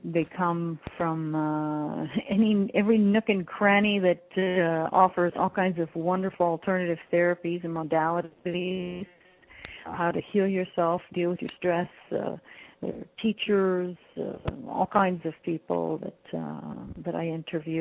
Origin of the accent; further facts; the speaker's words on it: Canada; I come from Greek parents. I was born in Canada, but I come from Greek parents